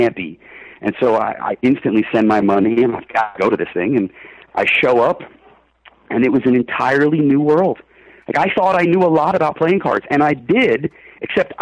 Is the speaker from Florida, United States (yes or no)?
yes; Florida, United States; I'm from Florida and I'm used